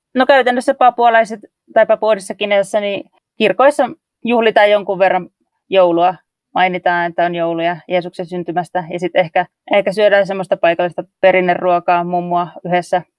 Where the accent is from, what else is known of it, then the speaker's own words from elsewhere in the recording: North Karelia, Finland; moved away as an adult; now in Papua New Guinea; kun mä oon Pohjois-Karjalasta kotoisin